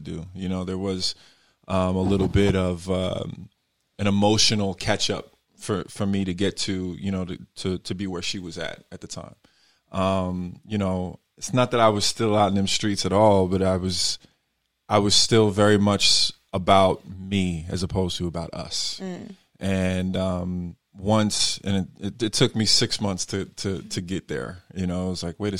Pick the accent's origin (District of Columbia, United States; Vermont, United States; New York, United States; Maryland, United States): New York, United States; I'm from New York